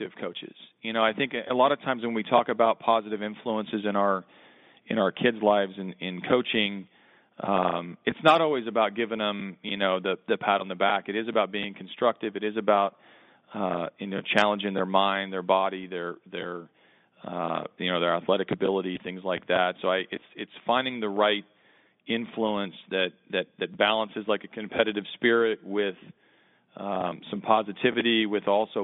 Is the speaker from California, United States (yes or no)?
no; Oklahoma, United States; I grew up in Oklahoma